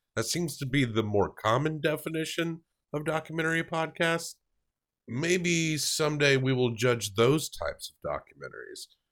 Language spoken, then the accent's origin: English; Southside, Tennessee, United States; now in Nashville, United States; Technically, I'm from a place called Southside, Tennessee